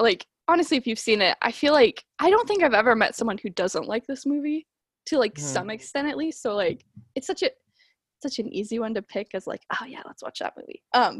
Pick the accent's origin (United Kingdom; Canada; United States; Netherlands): United States; Washington; So like yes and no. I'm from Washington.